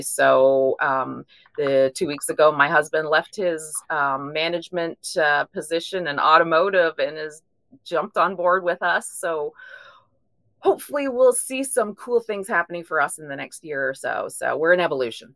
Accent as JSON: {"language": "English", "region": "Ontario", "country": "Canada", "moved": "as an adult", "lives_now": "Bowling Green, United States", "said": "I'm actually originally from Ontario, Canada, but uh, we moved down to Kentucky about 15 years ago"}